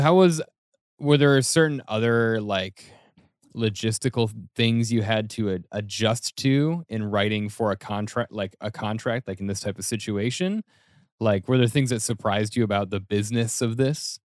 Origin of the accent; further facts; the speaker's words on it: Denver, Colorado, United States; moved away as an adult; now in New York City, United States; when I first moved to New York City, I'm from Denver